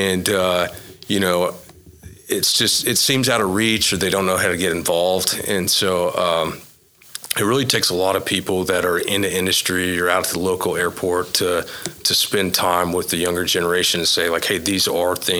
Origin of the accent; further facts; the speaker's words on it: Oklahoma, United States; born and raised in Oklahoma